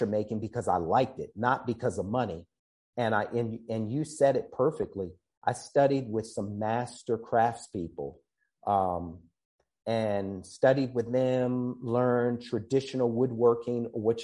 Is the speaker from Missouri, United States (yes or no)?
no; Baltimore, Maryland, United States; now in San Francisco, United States; I grew up in Baltimore, Maryland